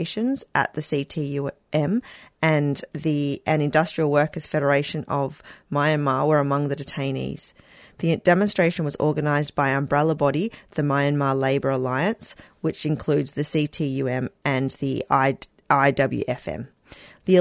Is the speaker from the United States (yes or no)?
no; Western Australia, Australia; my home state of Western Australia